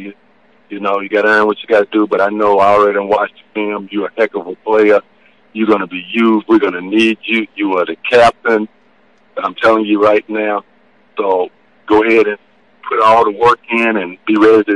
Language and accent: English; North Carolina, United States; I'm from the state of North Carolina